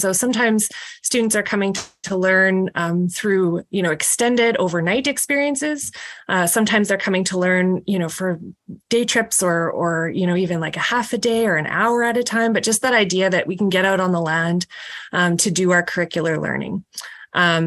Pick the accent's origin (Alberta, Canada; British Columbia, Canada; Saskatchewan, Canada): Saskatchewan, Canada; Saskatoon; I grew up in Saskatoon in Montgomery, which is a neighborhood